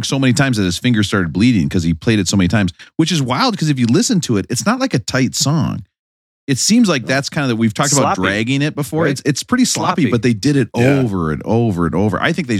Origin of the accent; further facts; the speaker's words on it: Minnesota, United States; We're from Minnesota.